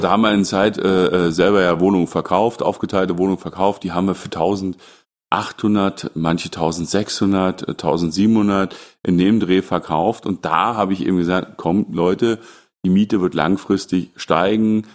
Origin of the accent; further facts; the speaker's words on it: the East, East Germany, Germany; ich bin ja im Osten groß geworden